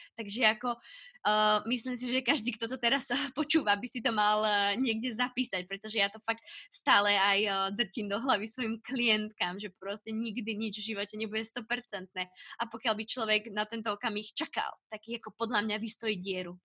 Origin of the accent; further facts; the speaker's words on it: Piešťany, Trnava Region, Slovakia; ja som brigádovala eh, u nás v Piešťanoch